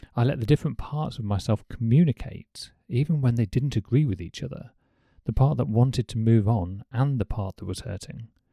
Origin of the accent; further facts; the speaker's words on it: United Kingdom; as a Brit